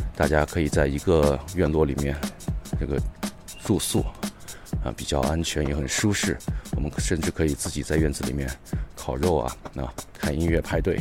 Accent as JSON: {"language": "Chinese", "town": "Wuhan", "region": "Hubei", "country": "China", "tie": "born or raised there", "also_born_or_lived": "Beijing", "moved": "yes", "said": "因为本身我是武汉人啊，所以大家可想而知那个时候的感觉，而我呢又不在武汉那个生活，所以当时很担心家乡的情况"}